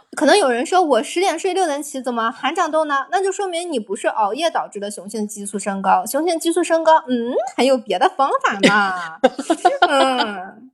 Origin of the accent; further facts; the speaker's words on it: China; 我们中国人